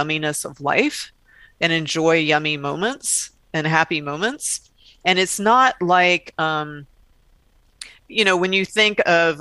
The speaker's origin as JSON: {"language": "English", "region": "the South", "country": "United States", "tie": "born or raised there", "said": "I grew up in the South where there would be some, you know, red faced preacher telling you that you're going to hell"}